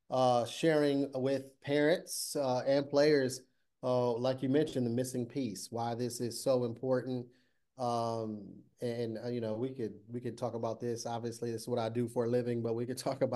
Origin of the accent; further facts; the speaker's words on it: Toledo, Ohio, United States; moved away as an adult; also born or lived in Pittsburgh; I grew up in Toledo, Ohio